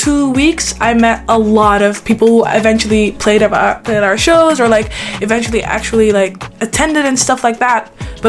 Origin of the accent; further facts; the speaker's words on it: Netherlands; because you are from like the Netherlands